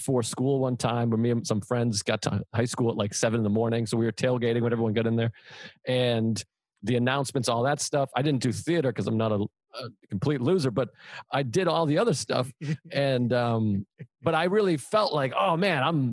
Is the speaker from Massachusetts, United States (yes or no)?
yes; Massachusetts, United States; moved away; I'm from Massachusetts and it's all Catholics up there